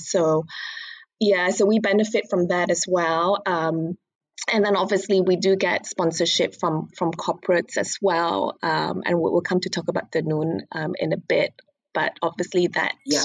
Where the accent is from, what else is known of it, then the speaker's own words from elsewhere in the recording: Kuching, Sarawak, Malaysia; moved away as an adult; also born or lived in London; now in Jakarta, Indonesia; I grew up in Kuching